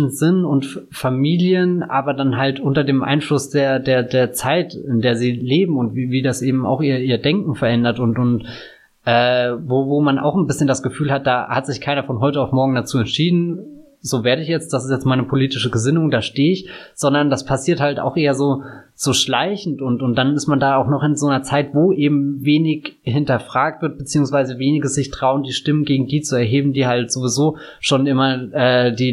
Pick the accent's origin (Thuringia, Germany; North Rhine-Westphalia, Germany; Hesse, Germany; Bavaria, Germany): Bavaria, Germany; ich komme ja aus Bayern, also jetzt nicht dem, dem tiefsten Bayern